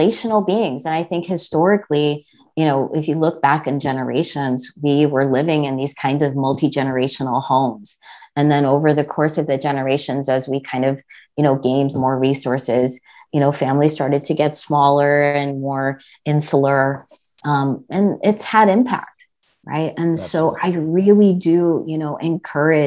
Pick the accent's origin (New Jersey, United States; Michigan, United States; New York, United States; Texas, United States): New Jersey, United States; I was born and brought up in New Jersey. And so I grew up in a kind of predominantly white suburb